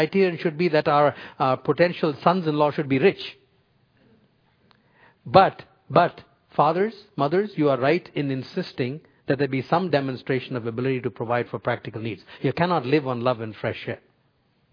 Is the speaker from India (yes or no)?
yes; India; moved away; when I was growing up in India